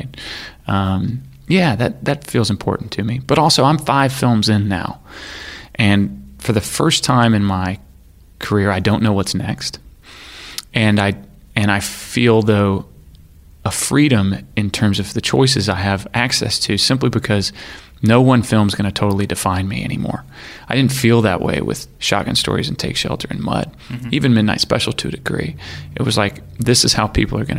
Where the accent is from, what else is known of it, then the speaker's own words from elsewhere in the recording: Arkansas, United States; I grew up in Arkansas